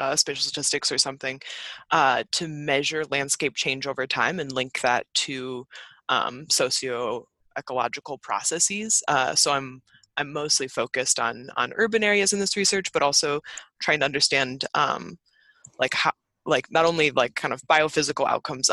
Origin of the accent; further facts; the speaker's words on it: Chicago, Illinois, United States; moved away as an adult; now in Phoenix, United States; I'm from the Chicago area originally, and have moved around the U.S. A decent amount for school and work since then.